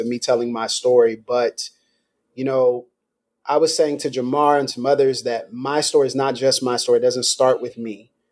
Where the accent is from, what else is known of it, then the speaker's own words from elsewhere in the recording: Meridian, Mississippi, United States; moved away as an adult; now in Pensacola, United States; I'm from Meridian, Mississippi.